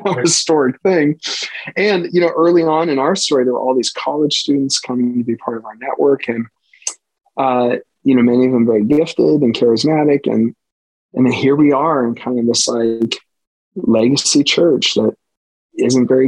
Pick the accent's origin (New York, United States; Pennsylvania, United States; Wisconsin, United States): Pennsylvania, United States; Western; I'm born and bred in Western PA. My family worked in the steel mill in Aliquippa. I mean, so I'm a Western Pennsylvanian